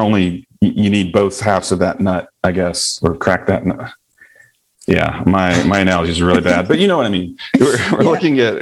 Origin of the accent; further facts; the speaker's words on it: the South, United States; accent: Southern; growing up in the South